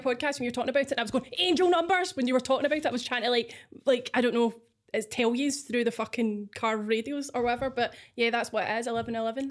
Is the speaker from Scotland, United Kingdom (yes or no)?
yes; Scotland, United Kingdom